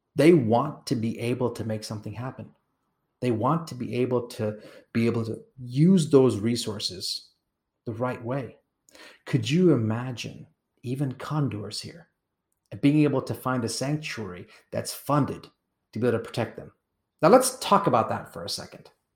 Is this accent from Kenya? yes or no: yes; Kenya; I was born in Kenya.